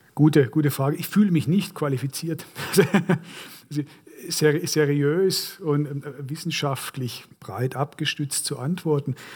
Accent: Korntal, Baden-Württemberg, Germany; Ich bin eben in Korntal aufgewachsen, pietistisch geprägte äh, Kleinstadt

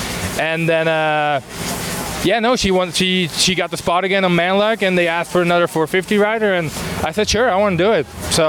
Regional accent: Belgium; moved away; I'm actually from Belgium, where, like, I would say the center of motocross in Europe.

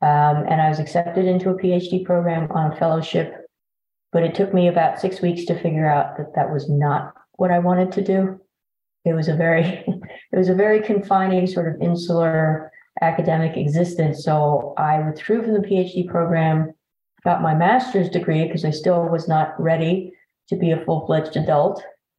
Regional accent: Vietnam; now in United States; We came from Vietnam at the very tail end of the war.

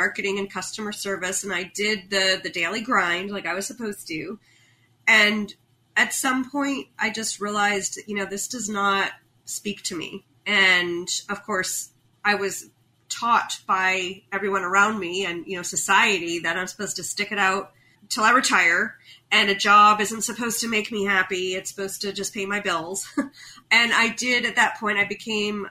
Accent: United States; as an American

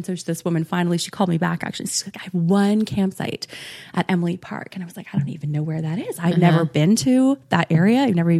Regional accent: Saskatchewan, Canada; also born or lived in Ottawa / British Columbia; So I was born there and then we lived in British Columbia for a while. Oh, and then okay. I actually grew up in Saskatchewan, in small town Sask

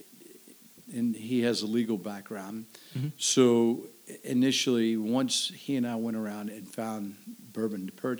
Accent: Kentucky, United States; moved away as an adult; growing up in Kentucky

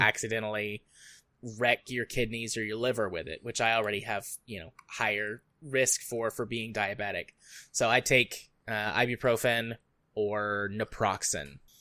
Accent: United States; I'm from the United States

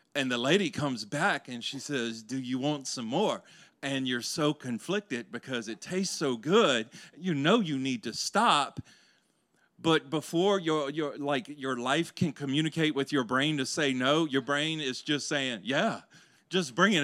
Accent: Louisiana, United States; growing up in Louisiana

